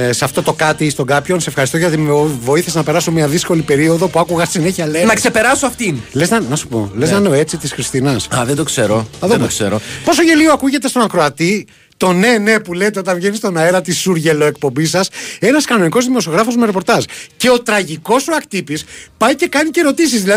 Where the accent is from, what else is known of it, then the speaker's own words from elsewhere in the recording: Greece; Γιατί είμαι από την Ελλάδα.